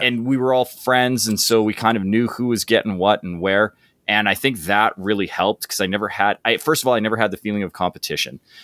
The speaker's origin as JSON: {"language": "English", "town": "High River", "region": "Alberta", "country": "Canada", "tie": "born or raised there", "said": "very small town that I grew up in called High River, Alberta."}